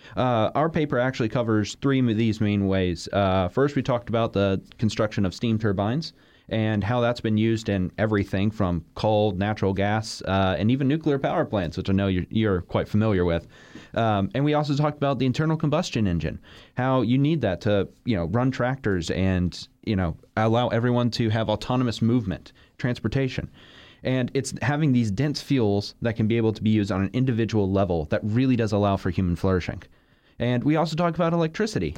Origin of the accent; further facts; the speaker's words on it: Florida, United States; I'm, I'm from Florida